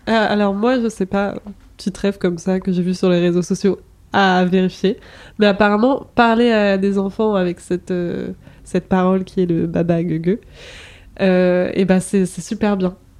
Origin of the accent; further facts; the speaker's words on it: Brittany, France; j'ai grandi en Bretagne